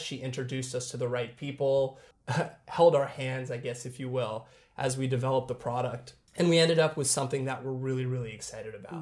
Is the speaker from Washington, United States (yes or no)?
yes; Seattle, Washington, United States; We're both born and raised in Seattle